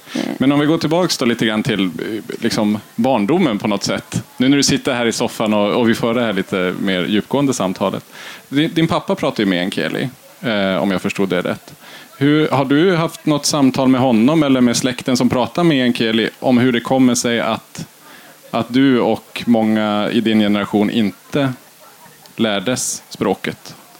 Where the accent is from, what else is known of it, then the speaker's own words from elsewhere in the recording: Kiruna Municipality, Norrbotten County, Sweden; själv är jag uppvuxen i Kiruna kommun, i två stycken byar utanför stan